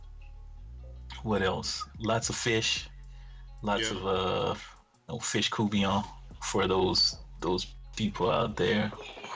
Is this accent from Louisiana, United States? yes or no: yes; Louisiana, United States; now in Texas, United States; growing up in Louisiana